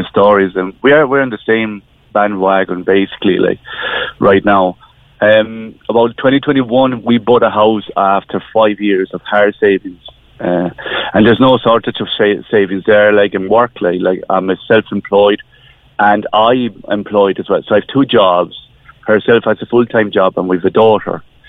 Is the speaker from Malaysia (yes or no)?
no; Spain; moved away as an adult; now in Ireland; we're coming from Spain, so we've been living in Ireland for the last 20 years